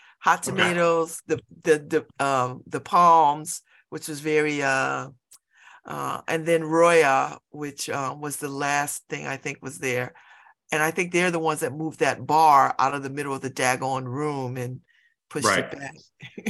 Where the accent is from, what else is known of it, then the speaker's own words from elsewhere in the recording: New Haven, Connecticut, United States; I'm from New Haven